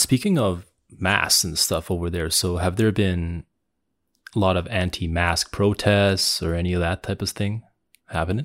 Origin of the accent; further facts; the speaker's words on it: Canada; I grew up in in Canada the, my whole life.